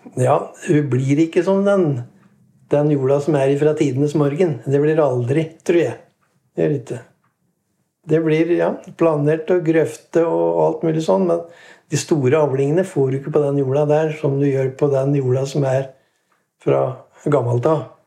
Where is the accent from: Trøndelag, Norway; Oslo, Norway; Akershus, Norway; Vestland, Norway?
Akershus, Norway; Årnes; Født og oppvokst i Nines eller på Årnes, da. Bodd der i all min tid